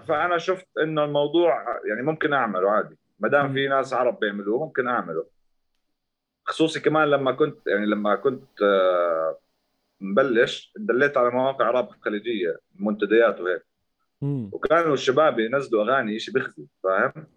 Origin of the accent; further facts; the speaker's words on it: Zarqa, Zarqa Governorate, Jordan; انا من الزرقاء